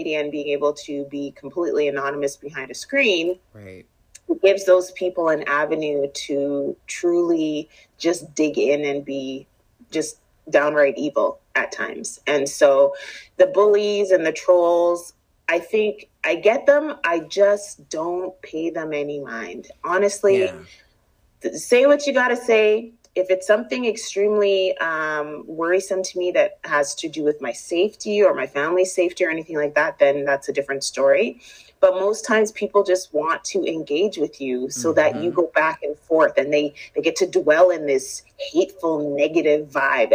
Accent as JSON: {"language": "English", "town": "Winnipeg", "region": "Manitoba", "country": "Canada", "tie": "born or raised there", "said": "I'm born and raised here in Winnipeg, and I grew up in Transcona"}